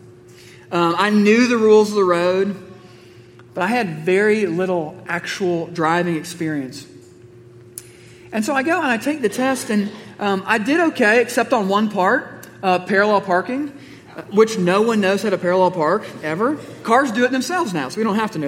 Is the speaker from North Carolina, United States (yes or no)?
no; Missouri, United States; I grew up in Missouri